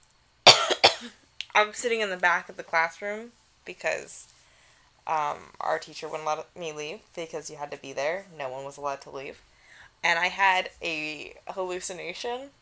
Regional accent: New York City, New York, United States; I'm from New York City

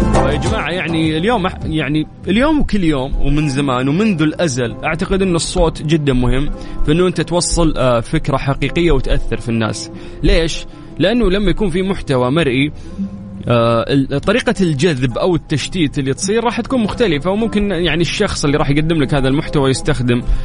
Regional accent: Saudi Arabia

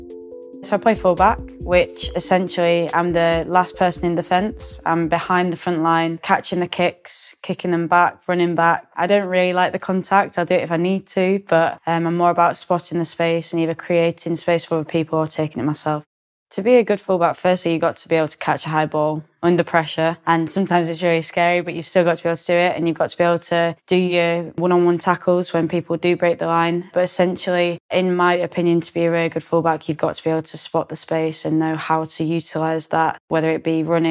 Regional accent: Yorkshire and the Humber, United Kingdom; now in near London, United Kingdom; I'm very much proud of being able to say I'm from Yorkshire

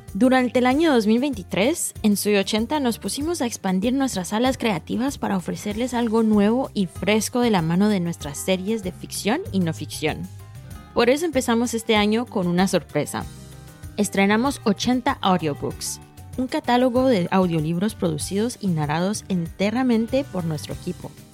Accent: New York, United States; moved away as an adult; now in France; Soy hija de inmigrantes colombianos y crecí en Nueva York

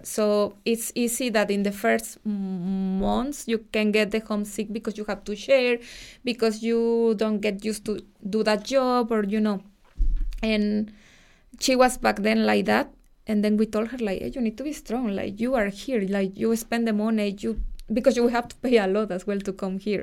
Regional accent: Pachuca, Hidalgo, Mexico; accent: Mexican; English is a second language; moved away as an adult; now in Dublin, Ireland; I'm from Pachuca. It's a city close to Mexico City

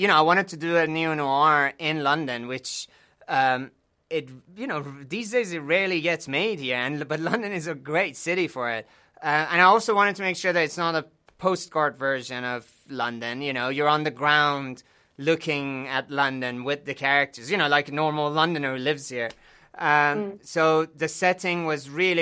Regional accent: Iran; now in United Kingdom; growing up in Iran

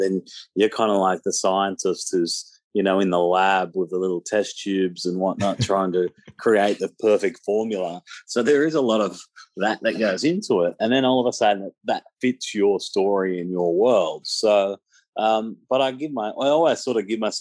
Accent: Penrith, New South Wales, Australia; in my hometown in Penrith

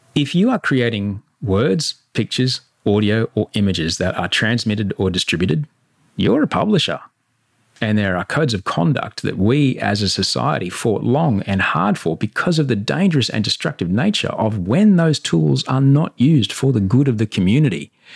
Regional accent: Queensland, Australia; moved away; I'm in Queensland

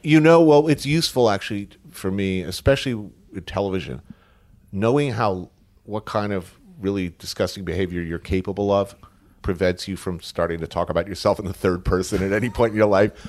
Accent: Bergen County, New Jersey, United States; also born or lived in New York City; born here, grew up in Bergen County, like, right ac, literally right across the G W Bridge.

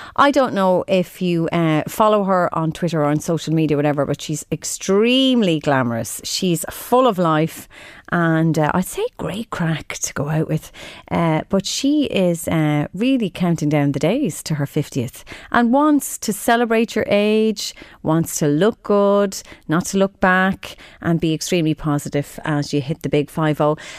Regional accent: Drogheda, Leinster, Ireland; moved away; I'm from Drogheda

